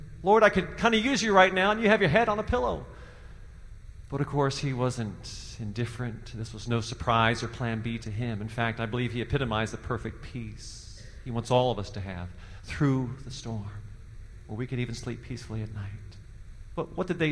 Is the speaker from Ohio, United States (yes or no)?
yes; Cincinnati, Ohio, United States; moved away; also born or lived in Indiana / Boston, Massachusetts; I grew up in Cincinnati, Ohio